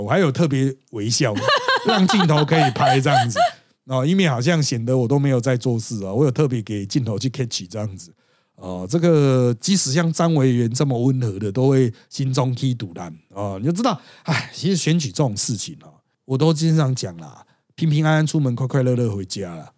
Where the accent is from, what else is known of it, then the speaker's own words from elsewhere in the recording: Miaoli County, Taiwan; also born or lived in Tongxiao; 因为我苗栗人